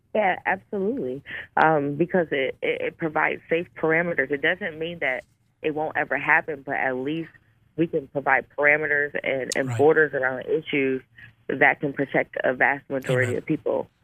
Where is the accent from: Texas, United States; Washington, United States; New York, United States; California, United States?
New York, United States; Buffalo; my hometown, which is Buffalo, New York